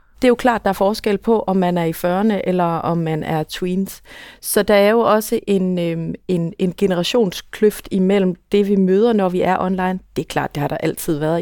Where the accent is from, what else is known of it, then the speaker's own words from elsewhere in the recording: Aarhus, Central Denmark Region, Denmark; nu er jeg for eksempel fra Aarhus